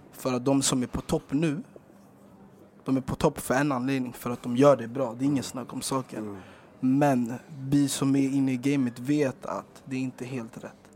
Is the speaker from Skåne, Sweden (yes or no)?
no; Stockholm, Stockholm County, Sweden; I Rågsved där vi växte upp